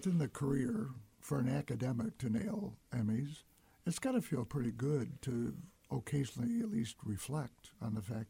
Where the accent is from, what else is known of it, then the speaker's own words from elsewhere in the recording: Michigan, United States; moved away; Back to my home state of Michigan and Mackinac Island.